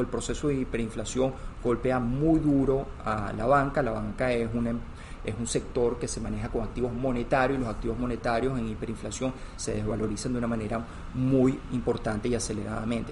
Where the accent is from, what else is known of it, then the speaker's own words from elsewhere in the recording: Venezuela; mi historia es de un profesional este, venezolano, la verdad que mi carrera se ha desarrollado toda en Venezuela